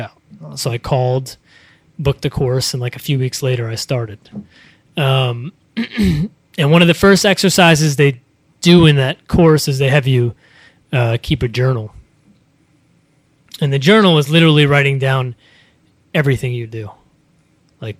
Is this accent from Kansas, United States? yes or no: no; Kittery, Maine, United States; moved away as an adult; also born or lived in San Francisco; I grew up in Kittery, Maine